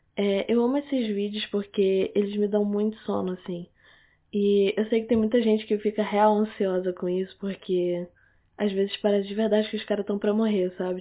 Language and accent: Portuguese; Manaus, Amazonas, Brazil; now in Rio de Janeiro, Brazil; eu sou de Manaus. E lá em Manaus as pessoas falam assim. Pelo menos a minha família fala toda assim